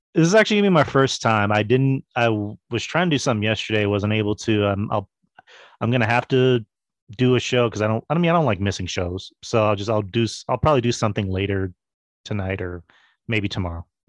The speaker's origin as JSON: {"language": "English", "region": "Texas", "country": "United States", "said": "I'm a Texan"}